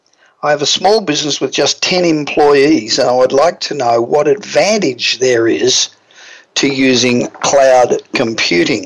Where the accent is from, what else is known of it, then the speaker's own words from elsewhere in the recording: Australia; accent: Australian; even with my Australian accent